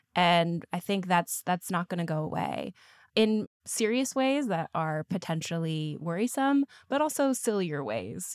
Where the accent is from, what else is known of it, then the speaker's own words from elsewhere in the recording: Midwest, United States; I'm from the Midwest, so good old Bible Belt. And definitely that was how a lot of my childhood and education was framed